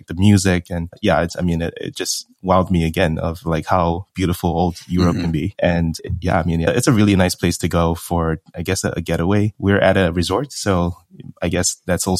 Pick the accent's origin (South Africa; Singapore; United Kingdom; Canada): Singapore; moved away as an adult; also born or lived in United States; I'm from Singapore, born and raised. Went over to the U.S. to study finance